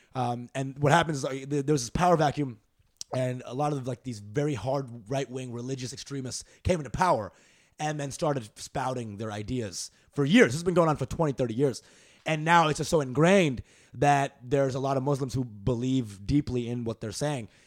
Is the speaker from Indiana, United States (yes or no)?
no; Dallas, Texas, United States; also born or lived in Canada / New Jersey; Dallas is where my, most of my life happened. So, like, fourth grade to end of college, I was there in Dallas.